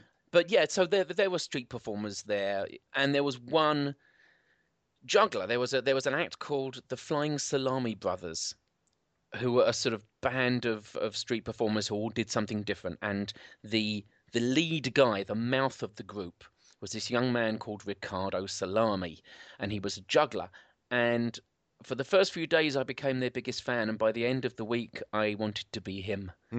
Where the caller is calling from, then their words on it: Southend, East of England, United Kingdom; I'm calling in from Southend, which is about an hour outside of London on the beach.